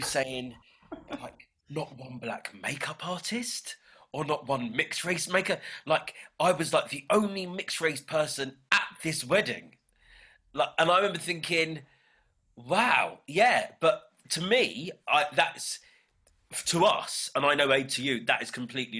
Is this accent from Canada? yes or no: no; United Kingdom; the mixed race black British experience, like, we're so British